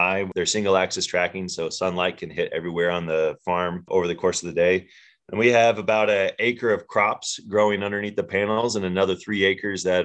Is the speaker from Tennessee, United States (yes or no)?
yes; Northeast Tennessee, United States; moved away; also born or lived in Africa; I grew up in Northeast Tennessee, which is about a 2-day drive from here